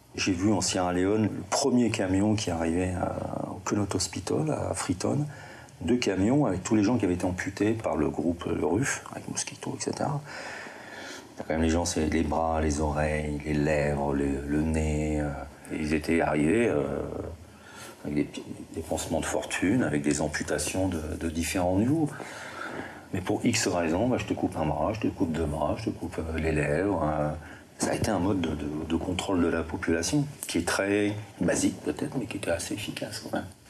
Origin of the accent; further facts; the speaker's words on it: the North, Hauts-de-France, France; moved away; je suis du Nord